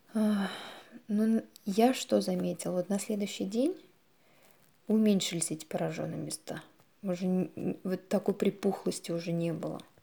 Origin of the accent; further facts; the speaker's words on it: Naberezhnye Chelny, Tatarstan, Russia; я из Набережных Челнов